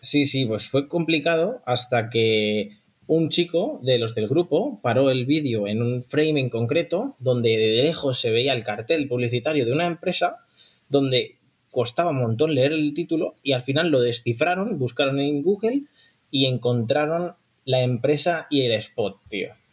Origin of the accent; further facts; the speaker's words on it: Barcelona, Catalonia, Spain; Somos de Barcelona